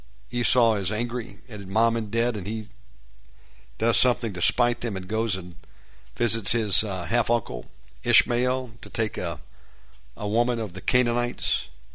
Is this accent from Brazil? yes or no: no; Warner Robins, Georgia, United States; born there; I didn't grow up in Lyons. I was born in Warner Robins, about 100 miles, I think, outside of Atlanta or so.